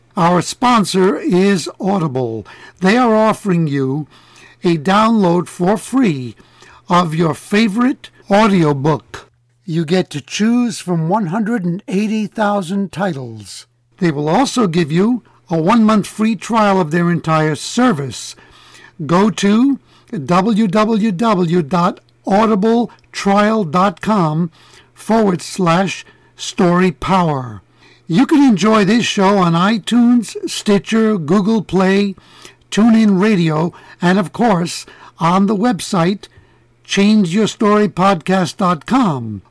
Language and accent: English; New York, United States; first language Italian; English is a second language; my parents were from Italy and they spoke Italian to me. So my first language was Italian. Yes. But uh, when I started going to school in, in New York